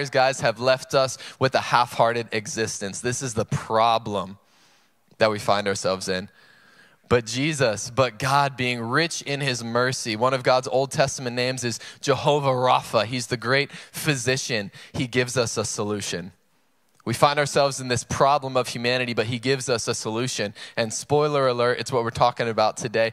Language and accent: English; North Carolina, United States; now in San Marcos, United States; I'm from North Carolina, and I always go home for Christmas every year